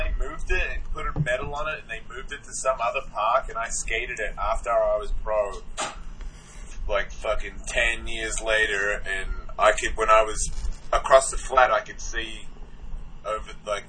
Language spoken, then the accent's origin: English; Melbourne, Victoria, Australia; Melbourne, Australia.